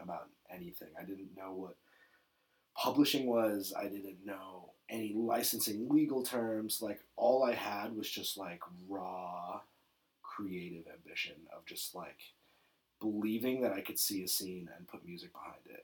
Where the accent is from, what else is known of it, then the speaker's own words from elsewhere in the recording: New York City, New York, United States; I was born in New York City. Uh, born and raised.